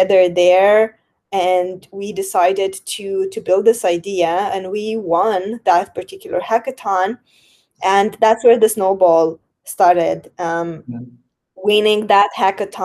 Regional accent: Moldova; my home country, Republic of Moldova

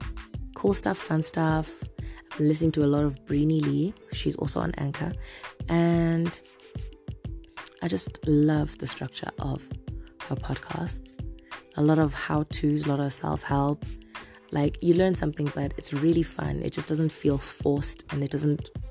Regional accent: South Africa; now in Zimbabwe; I'm South African

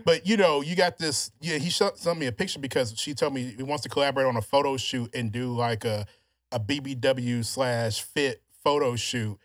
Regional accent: Louisiana, United States; also born or lived in Houston, Texas; now in Texas, United States; all my life growing up in Louisiana

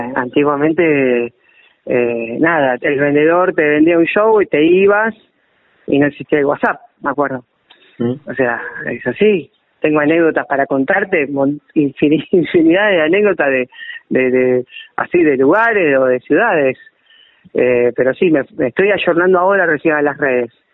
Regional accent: Berisso, Buenos Aires Province, Argentina; now in La Plata, Argentina; Yo soy oriundo de Berizo

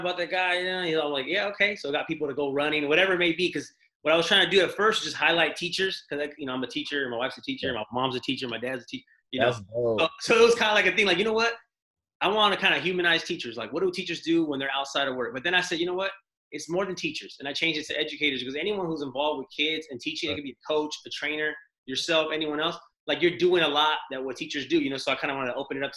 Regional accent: Sacramento, California, United States; I'm from Sac Town

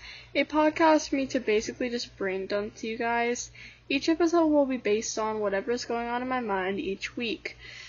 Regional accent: United States; I'm …, your host, and I'm an American teenage girl with, you guessed it, thoughts.

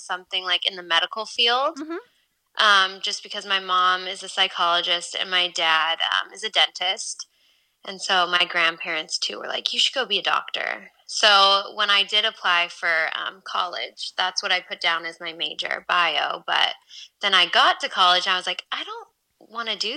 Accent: Whittier, California, United States; I grew up in Whittier and I have two younger brothers

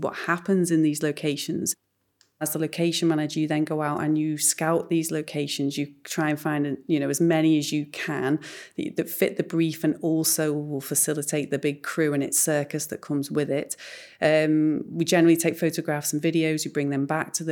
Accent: Liverpool, North West England, United Kingdom; We were born and bred in Liverpool and started our careers here

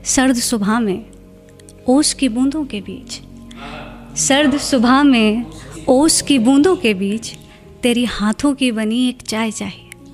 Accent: Lucknow, Uttar Pradesh, India; moved away as an adult; मैं लखनऊ से हूँ

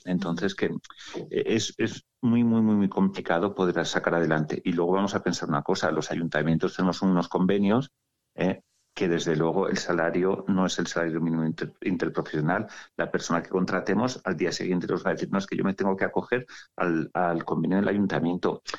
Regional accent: Sallent de Gállego, Aragon, Spain; soy sayentino

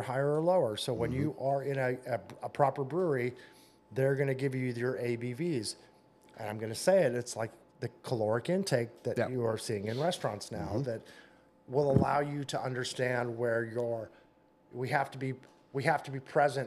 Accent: West Coast, California, United States; moved away as an adult; now in Indiana, United States; growing up on the West Coast

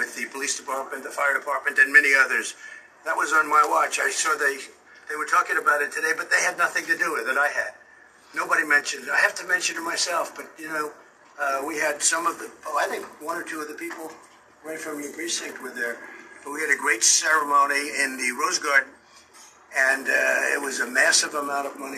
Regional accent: New York City, New York, United States; when I was growing up in Brooklyn and Queens

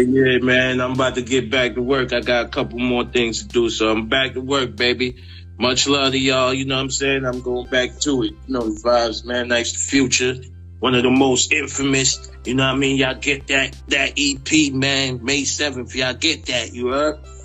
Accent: New York City, New York, United States; I'm from South Jamaica, Queens

